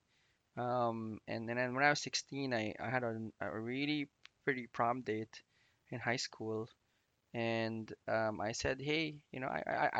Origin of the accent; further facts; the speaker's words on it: Philippines; I grew up in the Philippines